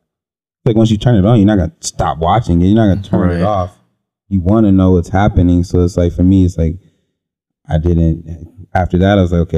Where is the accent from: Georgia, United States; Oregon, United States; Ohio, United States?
Ohio, United States; Cleveland; I grew up in the Cleveland area